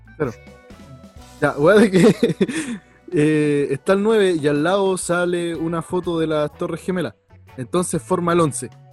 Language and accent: Spanish; Chile; uno acá como chileno